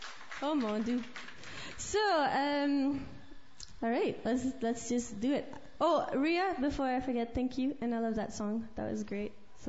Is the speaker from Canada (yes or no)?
yes; Alberta, Canada; because I'm actually from Alberta. My mom's French from Saskatchewan, and somehow I managed to stay pretty French.